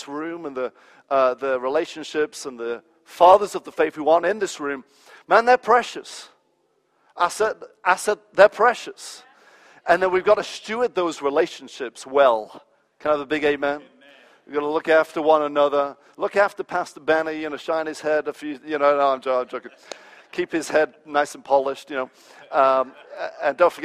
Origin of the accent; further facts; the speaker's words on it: England, United Kingdom; moved away as an adult; also born or lived in United States; I was raised in England